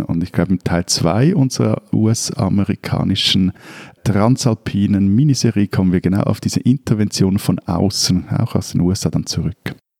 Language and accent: German; Switzerland; bei uns in der Schweiz